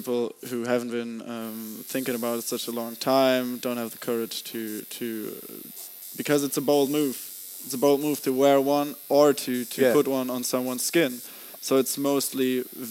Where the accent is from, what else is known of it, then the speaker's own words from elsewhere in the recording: Germany; But I'm from Germany